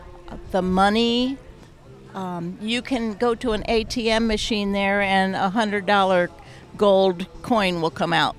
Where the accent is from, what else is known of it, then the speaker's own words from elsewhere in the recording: Crown Point, Indiana, United States; I'm from Indiana.